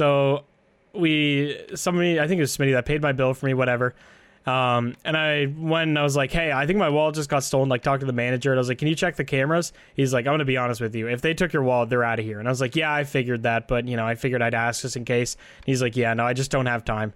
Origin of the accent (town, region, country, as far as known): Canada